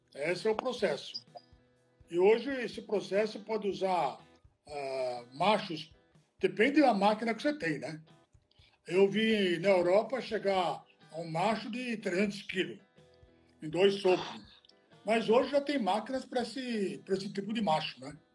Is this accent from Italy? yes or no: yes; Italy; now in Brazil; eu sou italiano, né? Não sou brasileiro. Eu nasci na Itália